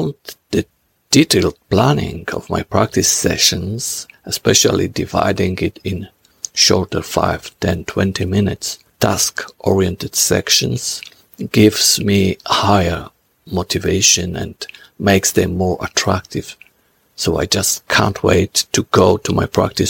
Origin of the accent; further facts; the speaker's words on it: Poland; I'm from Poland.